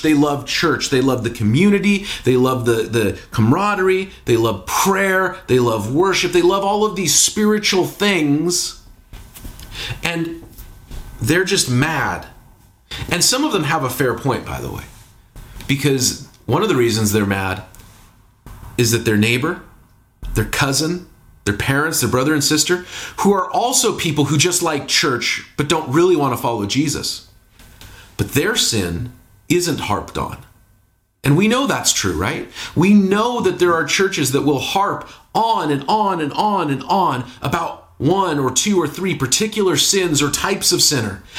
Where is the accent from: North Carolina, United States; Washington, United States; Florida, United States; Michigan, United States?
Washington, United States; Seattle; also born or lived in Bay Area, California; now in Portland, United States; growing up in Seattle, living in the Bay Area, here in Portland